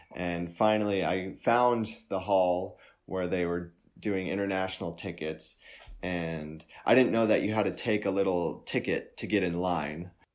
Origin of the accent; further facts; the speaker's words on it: United States; I'm an American